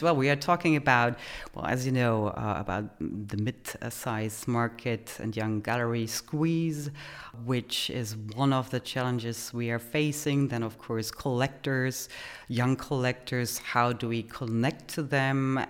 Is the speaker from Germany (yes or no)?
yes; Germany; moved away as an adult; also born or lived in Poland / United States; now in Vienna, Austria; Originally from Poland, I grew up in Germany